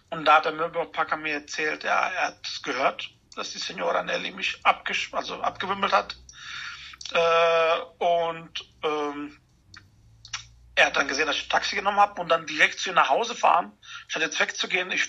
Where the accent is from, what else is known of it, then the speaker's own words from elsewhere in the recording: Germany; Und da habe ich gesagt, ich komme aus Deutschland und dann fing er an, Deutsch mit mir zu reden.